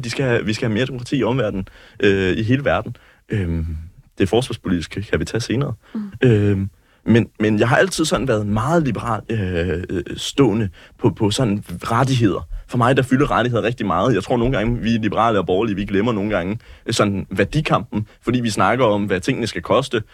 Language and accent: Danish; West Funen, near Assens, Southern Denmark, Denmark; also born or lived in Nuuk, Greenland; Jamen, jeg er vokset op på det vilde Vestfyn, øh, lidt uden for Assens, i en landsby, der hedder Turp.